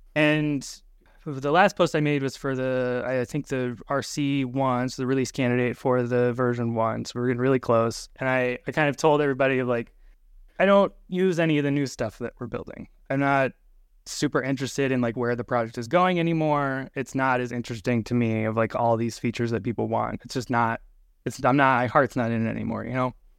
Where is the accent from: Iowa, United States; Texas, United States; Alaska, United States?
Alaska, United States; moved away as an adult; now in Minneapolis, United States; I grew up kind of in Alaska and then just recently moved into the Minneapolis area.